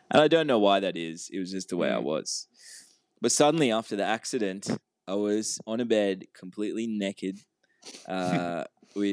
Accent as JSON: {"language": "English", "country": "Sri Lanka", "tie": "born there", "moved": "yes", "said": "It's where I, I was born in Sri Lanka, mm-hmm. but um, I hadn't been there since we moved here."}